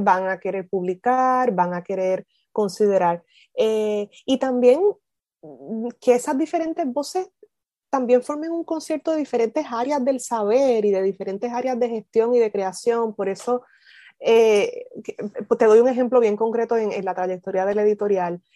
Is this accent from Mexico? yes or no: no; Isabela, Puerto Rico; moved away as an adult; also born or lived in Mayagüez / Durham, North Carolina; originalmente soy de Isabela, pero, pero no tuve relación, o sea, sí tuve, pero muy poquita, muy escasa, relación con la costa, a pesar de que crecí en Isabela